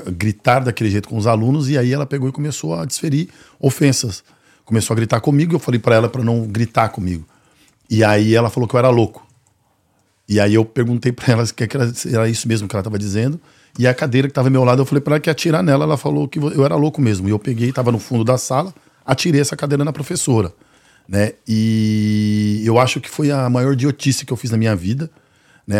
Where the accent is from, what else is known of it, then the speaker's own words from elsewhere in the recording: São Paulo, Brazil; a realidade da onde eu venho, né, que é o, o Jardim Ângela